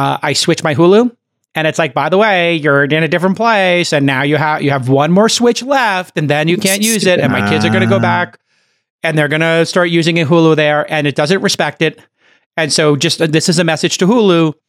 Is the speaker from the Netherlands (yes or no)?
no; New York City, New York, United States; I'm from Brooklyn